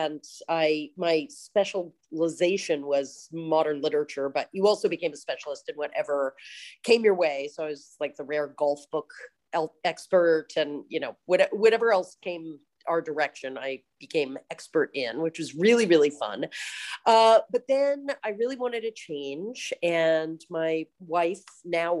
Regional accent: San Francisco, California, United States; I grew up in San Francisco and have lived here other than college. I've lived here my whole life

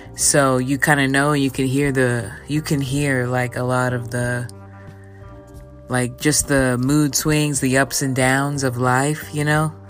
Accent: Texas, United States; me being a Texan

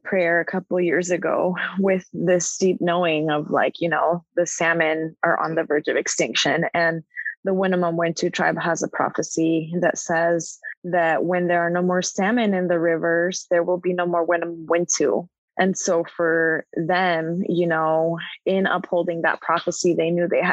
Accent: Rogue Valley, Southern Oregon, United States; I'm Chicana Indigena, born and raised in the Tecalma Territory, also known as the Rogue Valley in Southern Oregon.

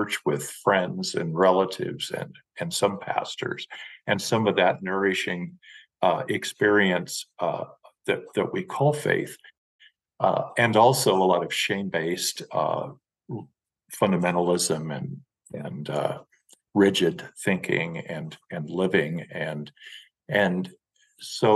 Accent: Western Nebraska, United States; moved away; my emotional, spiritual, and physical background is in Western Nebraska. Very prairie oriented and of course rural

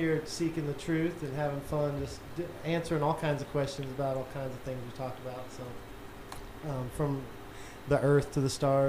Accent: Texas, United States; growing up in Texas

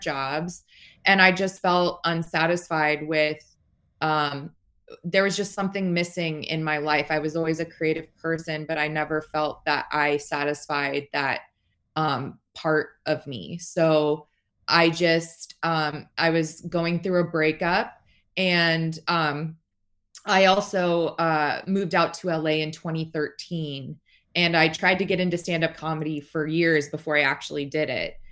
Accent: Las Vegas, Nevada, United States; I'm from Las Vegas

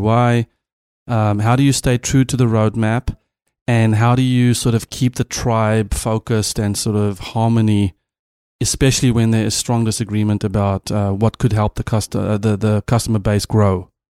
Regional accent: South Africa; first language Afrikaans; English is a second language; as a South African

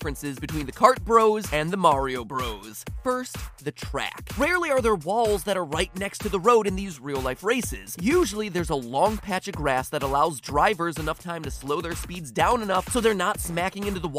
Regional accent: United States; I'm American

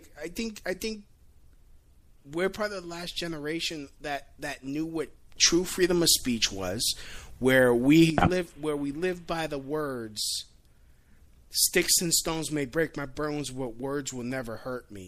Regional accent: New York, United States; I'm from New York

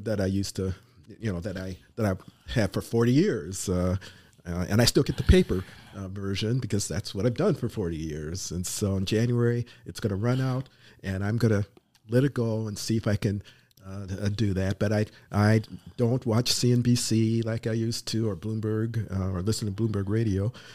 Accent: Minnesota, United States; moved away; I grew up in Minnesota

